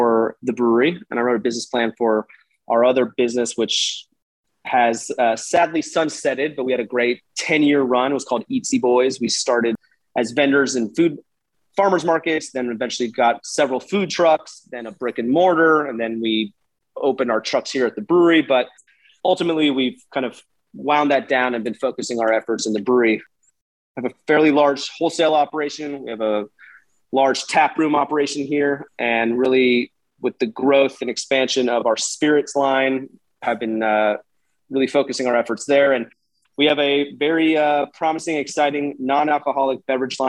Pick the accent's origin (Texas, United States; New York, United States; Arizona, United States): Texas, United States; Houston; also born or lived in New Orleans; I'm born and raised in Houston